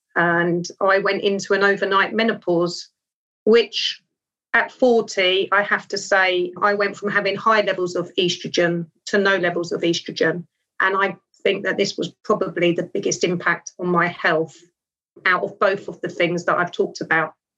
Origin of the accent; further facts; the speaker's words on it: London, United Kingdom; I was brought up in Wimbledon in southwest London